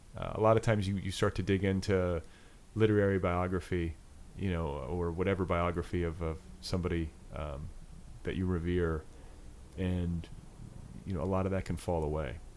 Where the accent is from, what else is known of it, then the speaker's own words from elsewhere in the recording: Indiana, United States; moved away; also born or lived in Colorado; I'm from Indiana.